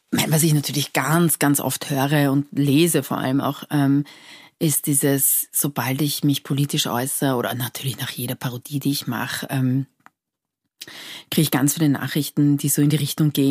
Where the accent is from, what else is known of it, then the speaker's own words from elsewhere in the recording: Iran; neulich hat mich jemand gefragt, wo ich herkomme und ich habe gesagt, ich komme aus Persien.